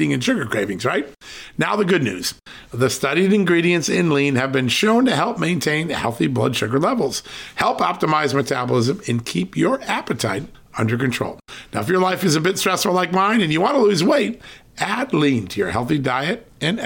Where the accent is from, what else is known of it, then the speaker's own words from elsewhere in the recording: Connecticut, United States; now in Virginia, United States; In the state I grew up in, Connecticut